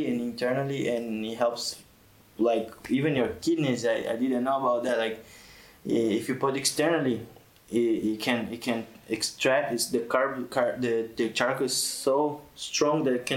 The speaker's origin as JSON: {"language": "English", "country": "Brazil", "moved": "yes", "lives_now": "Tunisia", "said": "I'm from Brazil"}